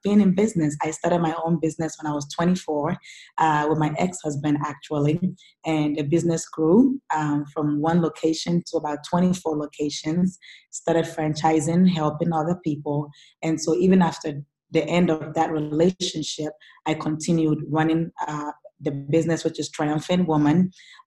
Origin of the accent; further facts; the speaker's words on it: Ghana; now in United States; before I came to the United States, I come from Ghana, which is in West Africa. And I grew up, you know, single mom, very, very poor background